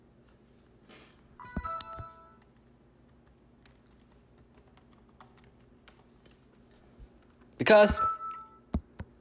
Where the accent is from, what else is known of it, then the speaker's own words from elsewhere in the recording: Midwest, United States; both of us being from the Midwest